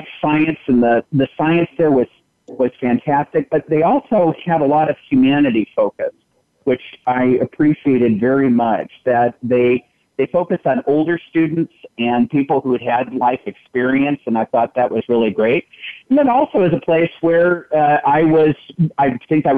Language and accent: English; Berkeley, California, United States; now in Washington, United States; I grew up in Berkeley in the 60s and 70s